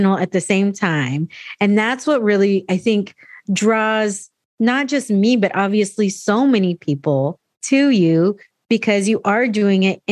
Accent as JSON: {"language": "English", "town": "San Diego", "region": "California", "country": "United States", "tie": "born or raised there", "said": "me being an American born Latina, you know, born here in San Diego"}